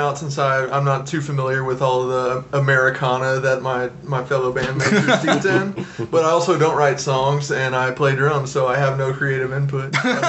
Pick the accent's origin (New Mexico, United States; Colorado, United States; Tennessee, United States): Tennessee, United States; Murfreesboro; now in Nashville, United States; I'm from Murfreesboro, where we're well known for our religious toleration.